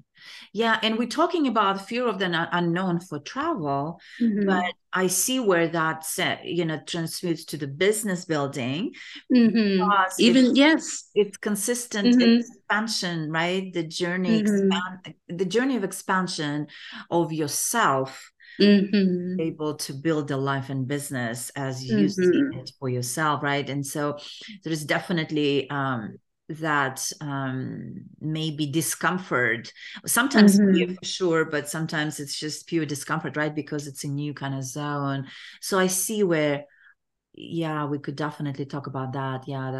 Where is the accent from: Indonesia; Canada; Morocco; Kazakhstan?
Kazakhstan; English is a second language; I was born in Kazakhstan and grew up in Kazakhstan, but I can definitely relate to not being able to travel.